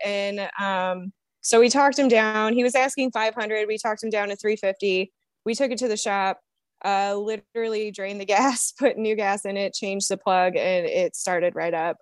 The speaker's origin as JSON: {"language": "English", "town": "Toledo", "region": "Ohio", "country": "United States", "said": "I am from Toledo, Ohio, and I am a co-captain"}